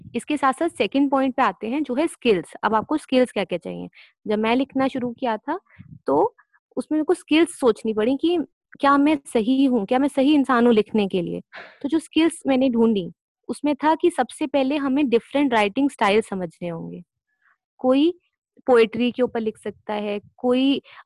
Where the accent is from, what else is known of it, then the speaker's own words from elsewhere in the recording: Delhi, India; मैं दिल्ली से हूँ